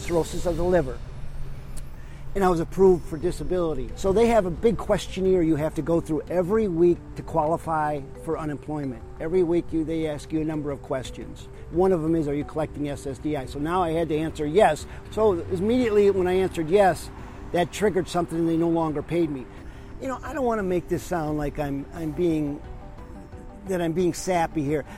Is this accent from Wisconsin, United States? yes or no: yes; Appleton, Wisconsin, United States; I'm from actually the Appleton area. I've been down here about 4 years.